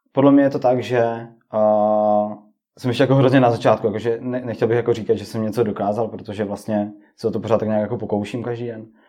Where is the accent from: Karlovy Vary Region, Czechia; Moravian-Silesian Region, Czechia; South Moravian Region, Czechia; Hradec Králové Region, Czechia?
Moravian-Silesian Region, Czechia; Oldřichovice; jsem z Oldřichovic